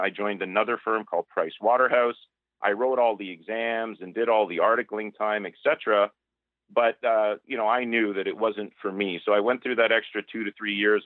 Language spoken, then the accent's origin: English; Toronto, Ontario, Canada; also born or lived in Markham / Mississauga / Oakville; I'm born and raised in Toronto, lived around suburbs of Toronto, Markham, Mississauga, Oakville, my whole life